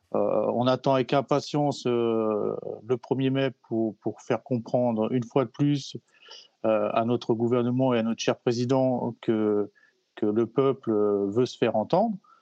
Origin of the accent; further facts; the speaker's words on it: Alsace, Grand Est, France; chez nous en Alsace